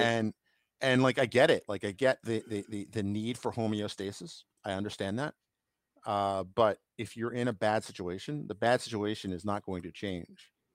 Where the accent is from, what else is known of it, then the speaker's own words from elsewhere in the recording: New York, United States; I grew up in New York